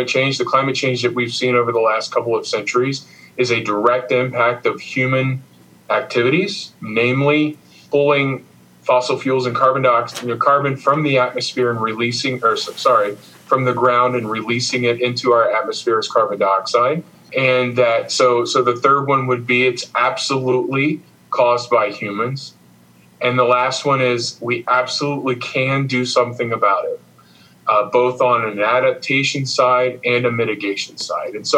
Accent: Miamisburg, Ohio, United States; I grew up in Miamisburg, Ohio, a little bit south of Dayton there in southwest Ohio

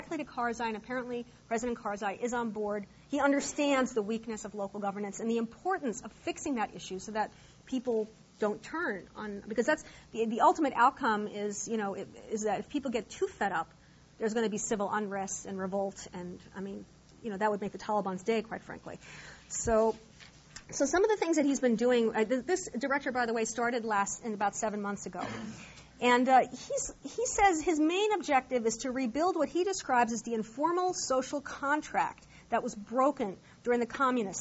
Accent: Sacramento, California, United States; now in Afghanistan; I'm from the Sacramento area

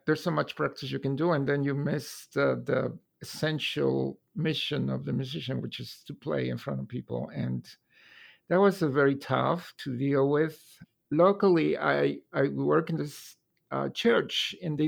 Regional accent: Mexico City, Mexico; moved away as an adult; now in Columbus, United States; I was born in Mexico City and I lived there for 33 years.

